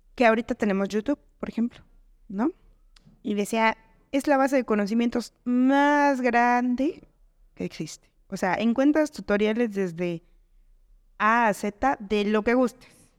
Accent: Veracruz, Mexico; now in Texcoco, Mexico; yo soy de provincia, yo soy de Veracruz

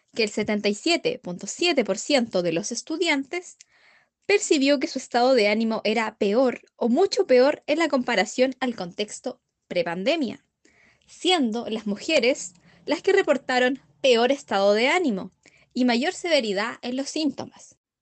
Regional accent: Galvarino, Araucanía, Chile; Soy de Galvarino, región de la Huracanía

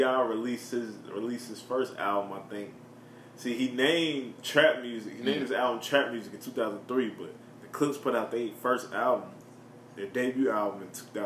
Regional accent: Virginia, United States

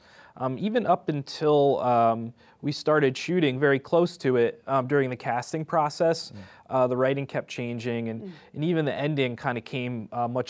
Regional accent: Hudson Valley, New York, United States; I'm a New Yorker. I grew up upstate-ish, you know, just north of here in the Hudson Valley.

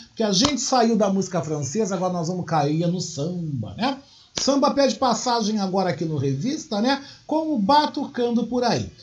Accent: Gaúcho, Rio Grande do Sul, Brazil; a gente é gaúcho

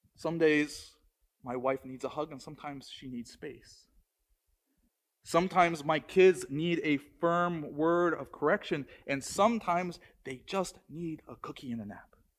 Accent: Maryland, United States; moved away; I grew up in Maryland

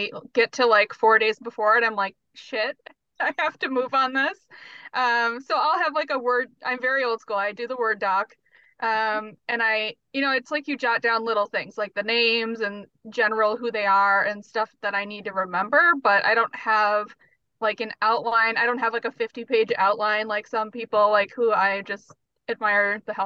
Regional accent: North Dakota, United States; moved away as an adult; now in Minneapolis, United States; growing up there

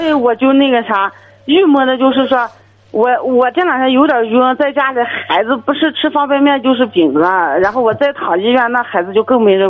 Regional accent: Jiayuguan, Gansu, China; 我们是甘肃嘉峪关的

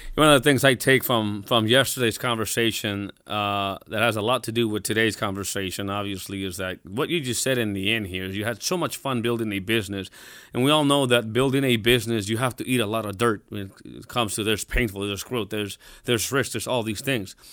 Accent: Mexico; I'm, I'm, I'm Mexican. I was born in Mexico.

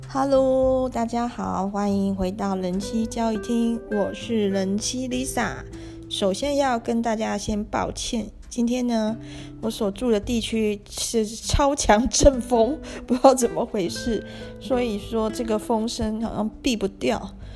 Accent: Taiwan; 我作为一个台湾人， 虽然我生，出生也没有特别富裕， 但是至少我真的从小还没有到要吃不饱饭的地步， 也没有露宿街头过

